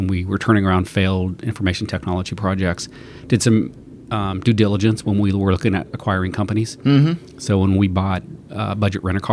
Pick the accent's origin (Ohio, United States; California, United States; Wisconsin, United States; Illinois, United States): Ohio, United States; Western Ohio near Dayton, United States; moved away as an adult; also born or lived in Aspen, Colorado / Columbus, Ohio; now in Seattle, United States; I grew up in Western Ohio near Dayton